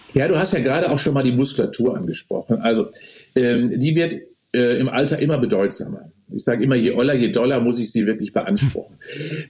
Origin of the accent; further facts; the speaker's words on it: Germany; bei uns in Deutschland